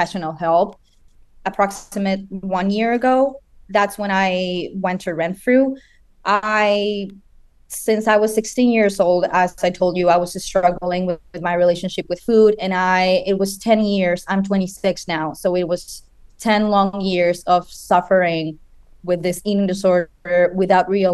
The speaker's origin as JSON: {"language": "English", "country": "Chile", "tie": "born or raised there", "moved": "as an adult", "lives_now": "United States", "said": "I'm originally from Chile. That's my home country"}